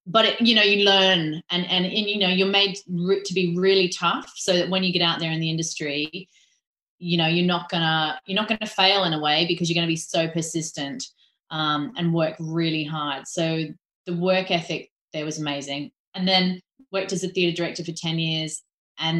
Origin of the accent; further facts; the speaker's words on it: Hong Kong; moved away as an adult; also born or lived in Florida; When I was growing up in Hong Kong, I was always doing musicals as a kid